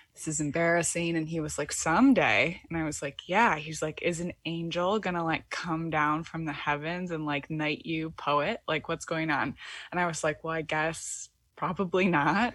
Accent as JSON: {"language": "English", "region": "Michigan", "country": "United States", "moved": "yes", "lives_now": "Brooklyn, United States", "said": "I'm from the Midwest in Michigan"}